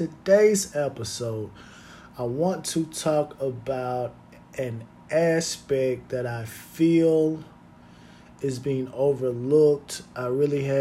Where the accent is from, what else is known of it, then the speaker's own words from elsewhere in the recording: United States; as American citizens